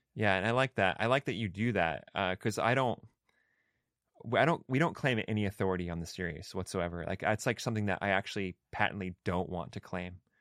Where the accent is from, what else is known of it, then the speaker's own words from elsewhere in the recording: Pacific Northwest, United States; also born or lived in Olympia, Washington / Sweet Home, Oregon; I grew up in the Pacific Northwest. Um, so I'm, like, I, I hail from Olympia, Washington, and also a small town, uh, outside of, uh, Eugene, Oregon, called Sweet Home.